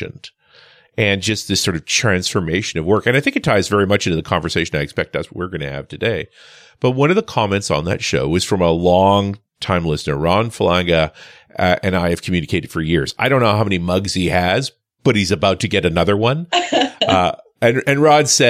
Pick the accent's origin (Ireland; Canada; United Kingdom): Canada; I am Canadian after all